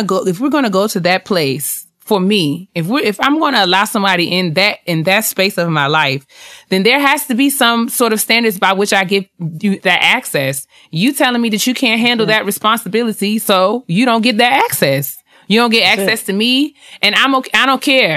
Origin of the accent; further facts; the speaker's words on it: New York, United States; I'm from New York